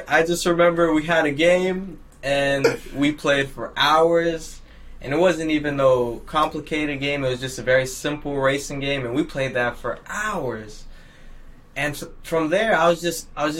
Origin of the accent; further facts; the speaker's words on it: Greenacres, Florida, United States; I was born and raised in Green Acres area